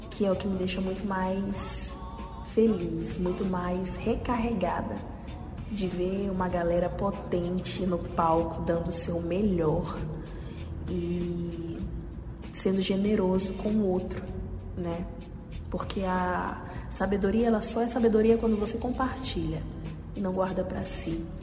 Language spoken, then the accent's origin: Portuguese; Maranhão, Brazil; now in São Paulo, Brazil; E para mim, como artista, como maranhense, está sendo de grande honra, honroso, fazer parte de um musical tão incrível